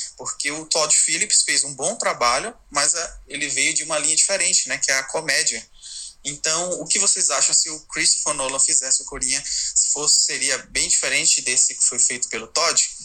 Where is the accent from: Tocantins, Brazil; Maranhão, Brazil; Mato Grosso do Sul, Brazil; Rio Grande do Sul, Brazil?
Maranhão, Brazil; São Luís; now in São Paulo, Brazil; sou de São Luís do Maranhão mas moro aqui em São Paulo